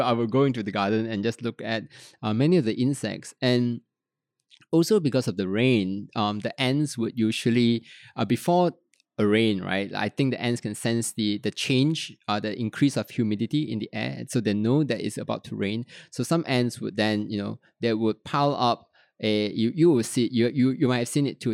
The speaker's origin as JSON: {"language": "English", "town": "Petaling Jaya", "region": "Selangor", "country": "Malaysia", "tie": "born or raised there", "also_born_or_lived": "Kuala Lumpur", "said": "I was born in Kuala Lumpur, grew up in Petaling Jaya"}